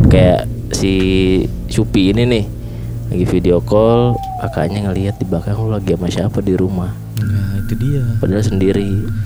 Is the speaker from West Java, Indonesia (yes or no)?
yes; Bogor, West Java, Indonesia; Umur gue 18 tahun. Asal gue dari Bogor.